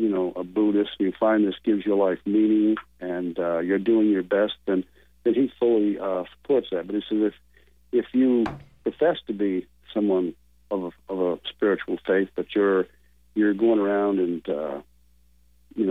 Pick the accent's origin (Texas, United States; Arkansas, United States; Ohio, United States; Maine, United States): Maine, United States; moved away; I was born and raised in Maine originally.